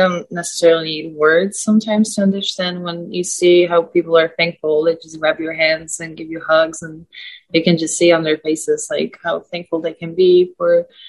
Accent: Krakow, Lesser Poland, Poland; now in Nevada, United States; I'm a Polish native. I was born and raised in Krakow, which is 2.5 hours away from the border.

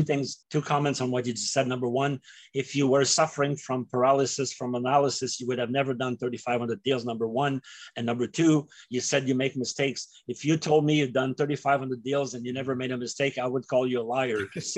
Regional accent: Canada; as a Canadian

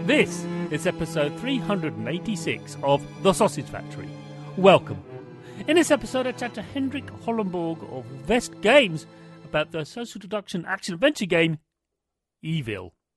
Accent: United Kingdom; I'm British

